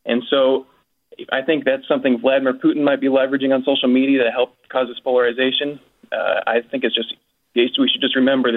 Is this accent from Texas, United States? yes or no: no; California, United States; I'm 21 years old. I'm from California.